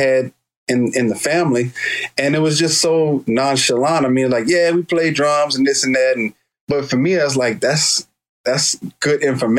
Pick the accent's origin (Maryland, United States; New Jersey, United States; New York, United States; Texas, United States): Texas, United States; Houston; So growing up in Houston, we had, you know, a bunch of neighbors and the houses were real close together.